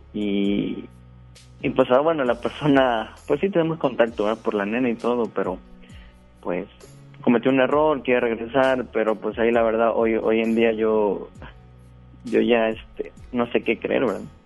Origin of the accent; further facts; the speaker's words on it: Veracruz, Mexico; moved away as an adult; now in Guadalupe, Mexico; Yo soy del estado de Veracruz. ya tengo acá tres años me vine a trabajar